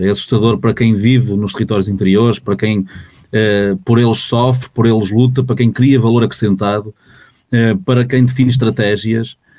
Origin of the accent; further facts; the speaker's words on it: Portugal; todos nós, como, enquanto portugueses